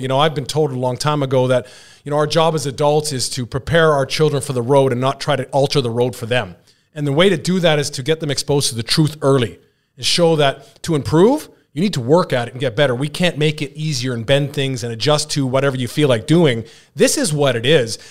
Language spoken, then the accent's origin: English; British Columbia, Canada; the B C Lions, the C F L, which happened to be my hometown team